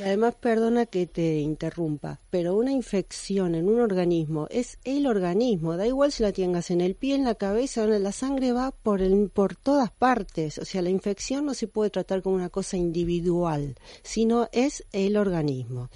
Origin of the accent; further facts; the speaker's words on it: Argentina; moved away as an adult; also born or lived in United States / France; now in Spain; me gradué en mi país natal, la Argentina, pero luego seguí la formación en Estados Unidos y en Francia y luego vine aquí a España